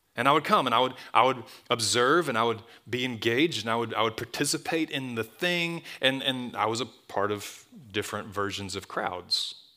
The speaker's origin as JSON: {"language": "English", "town": "Tuscaloosa", "region": "Alabama", "country": "United States", "tie": "born or raised there", "said": "I grew up in Tuscaloosa. It's my hometown. I was gone for a long time. I'm back"}